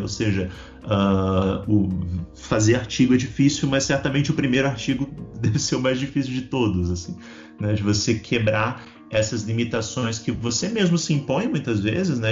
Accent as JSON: {"language": "Portuguese", "town": "Balneário Camboriú", "region": "Santa Catarina", "country": "Brazil", "moved": "as an adult", "lives_now": "Brasília, Brazil", "said": "Eu não sou de Brasília, eu sou de, de Balneário Camboriú, em Santa Catarina"}